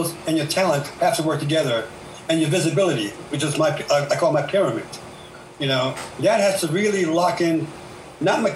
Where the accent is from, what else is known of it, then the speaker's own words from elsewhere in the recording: New York City, New York, United States; I'm from Brooklyn